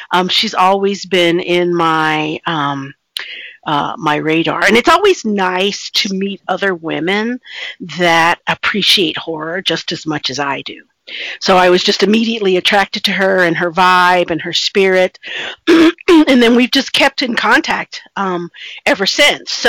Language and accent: English; East Coast, United States; born there; Uh, well, I was born on the East Coast, and um, I have traveled extensively.